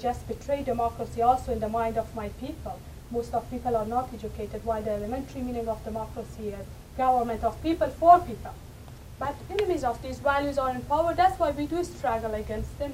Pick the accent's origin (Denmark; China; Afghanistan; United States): Afghanistan; history of our country. We have powerful history, powerful culture